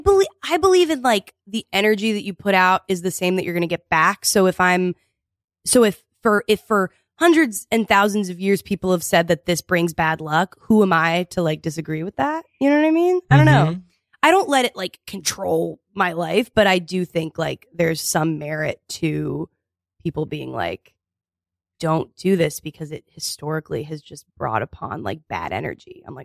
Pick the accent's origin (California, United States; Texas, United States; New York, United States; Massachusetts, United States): Texas, United States; also born or lived in Connecticut / Vermont / Florida; I was born in Connecticut, then we moved to Vermont, then we moved to Florida, then we moved to Texas.